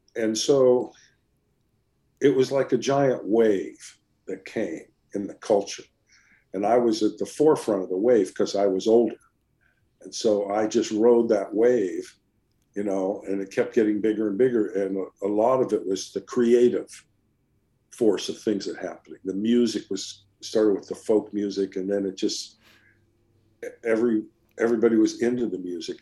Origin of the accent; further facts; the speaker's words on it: California, United States; I'm Californian